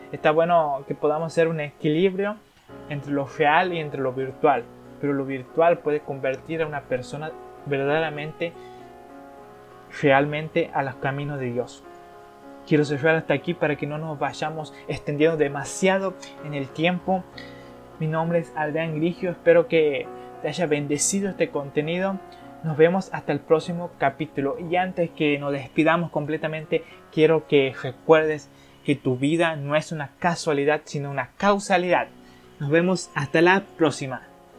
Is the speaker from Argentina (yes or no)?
yes; Argentina; Yo soy de Argentina